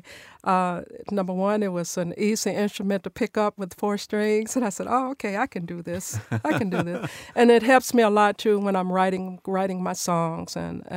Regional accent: Nashville, Tennessee, United States; I was born and raised here in Nashville in a music family

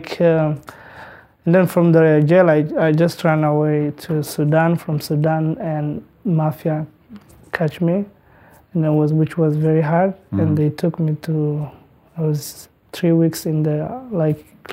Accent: Eritrea; English is a second language; moved away as an adult; I grew up originally in Eritrea

